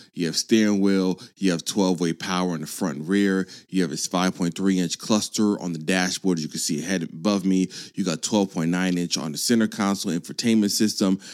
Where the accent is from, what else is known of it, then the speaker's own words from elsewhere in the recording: California, United States; I was born in California